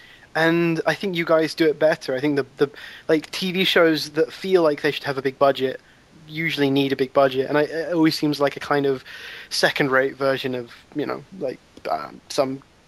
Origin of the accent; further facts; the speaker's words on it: southern England, United Kingdom; accent: British, quite southern; it's probably a very general accent, actually. It's quite southern